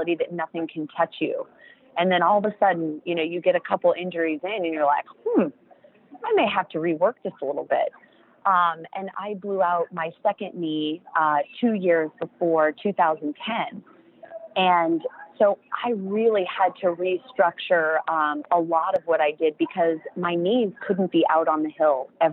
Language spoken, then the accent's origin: English; United States; as an American